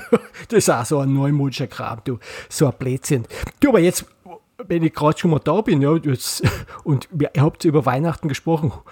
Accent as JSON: {"language": "German", "region": "Bavaria", "country": "Germany", "said": "Deswegen bin ich, äh, bin ich aus Bayern, aber der Thomas nicht."}